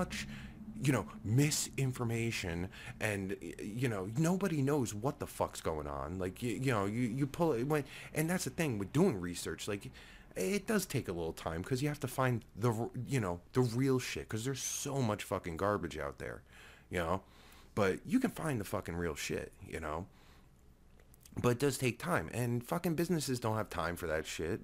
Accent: New Jersey, United States; I'm from Jersey

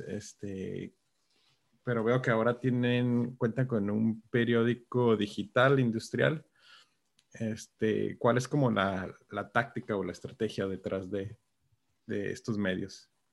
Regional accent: Tijuana, Baja California, Mexico; somos buenos los de Tijuana

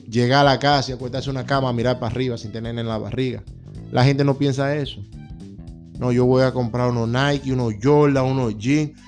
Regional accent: Dominican Republic; now in United States; 300 dólares son mucho cuarto en mi país

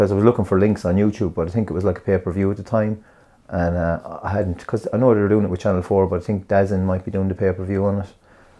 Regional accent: Ireland

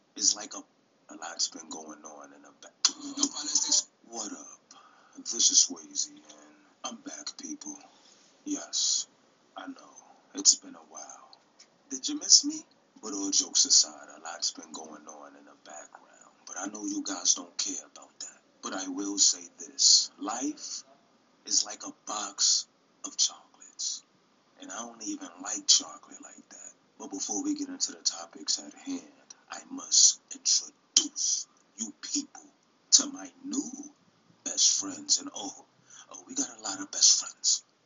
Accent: New York City, New York, United States; I'm from New York City for real

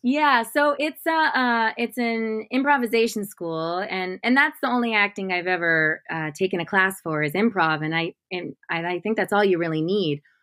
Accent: Modesto, California, United States; moved away; I'm from Modesto, California, which is like you know, there's just not much art there.

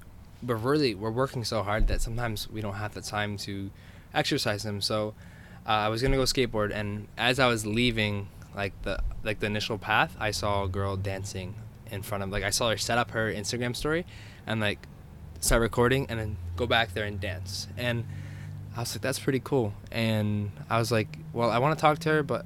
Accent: New York, United States; New York

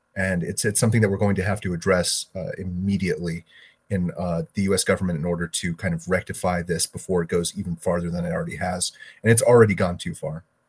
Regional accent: Florida, United States; here in my home state of Florida

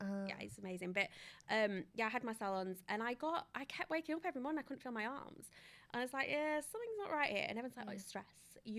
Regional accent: Yorkshire and the Humber, United Kingdom; I'm from Yorkshire

